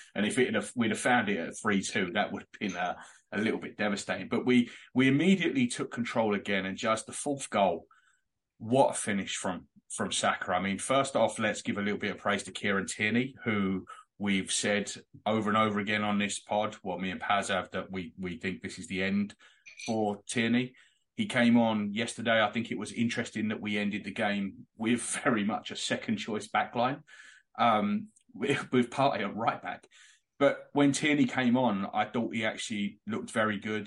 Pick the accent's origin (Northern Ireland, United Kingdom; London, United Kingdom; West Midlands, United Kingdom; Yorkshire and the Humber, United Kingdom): London, United Kingdom; moved away; We're from Islington. We're both now living five and a half thousand miles away